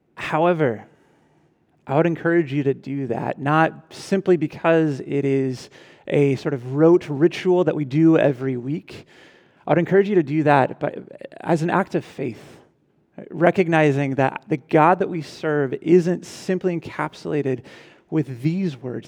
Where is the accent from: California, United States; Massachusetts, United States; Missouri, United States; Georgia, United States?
California, United States; my home state